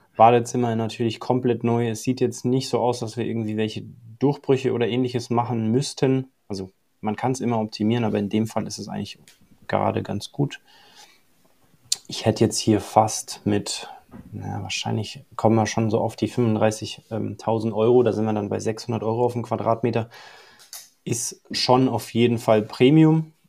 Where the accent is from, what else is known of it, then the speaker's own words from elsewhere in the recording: Allgäu, Bavaria, Germany; moved away as an adult; also born or lived in Dubai / Mallorca / Australia; Ich bin geboren im Allgäu, aufgewachsen hier, bin dann eine Zeit im Ausland gewesen